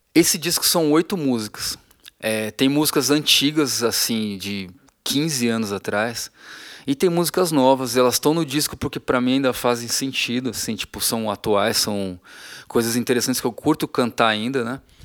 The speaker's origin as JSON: {"language": "Portuguese", "town": "Feira de Santana", "region": "Bahia", "country": "Brazil", "tie": "born or raised there", "said": "desde que eu era criança que eu sou de Feira de Santana, na Bahia"}